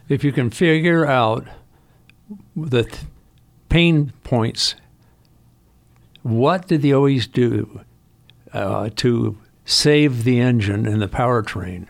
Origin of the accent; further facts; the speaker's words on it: Los Angeles, California, United States; I was born in Hollywood Presbyterian Hospital in nineteen forty-two.